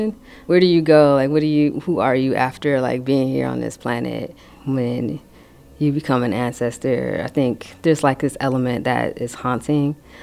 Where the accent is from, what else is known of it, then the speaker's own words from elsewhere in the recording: San Francisco, California, United States; Been here, born and raised in San Francisco